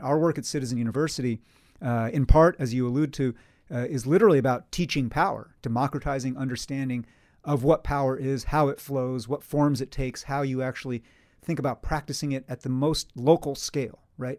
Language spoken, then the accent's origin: English; Poughkeepsie, New York, United States; growing up in Poughkeepsie, New York, in the Hudson Valley